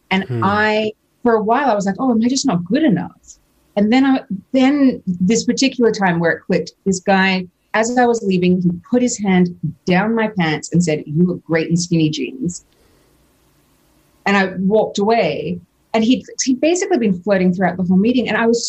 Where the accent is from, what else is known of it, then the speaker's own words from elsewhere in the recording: Australia; Because I'm Australian, so I had to sell something to get a visa to be able to live there permanently and earn money.